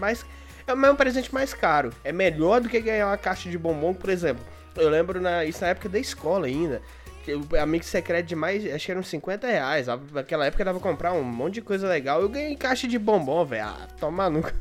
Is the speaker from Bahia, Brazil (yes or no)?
no; Goiás, Brazil; now in Mariana, Brazil; eu sou de Goiás